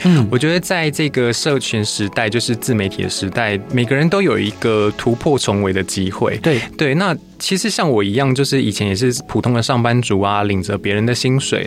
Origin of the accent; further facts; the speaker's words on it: Taiwan; also born or lived in Japan; 我不一定要抱持着我是台湾人